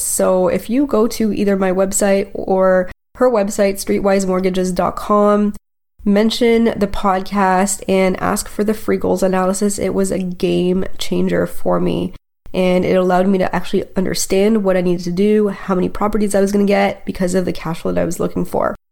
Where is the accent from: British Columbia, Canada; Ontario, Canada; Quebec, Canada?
Ontario, Canada; Toronto; moved away as an adult; now in Oakville, Canada; Grew up in Toronto